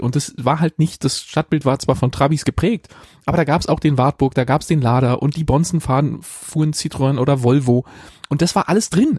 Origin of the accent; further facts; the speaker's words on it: Berlin, Germany; in meiner alten Hut, wo ich, wo ich aufgewachsen bin.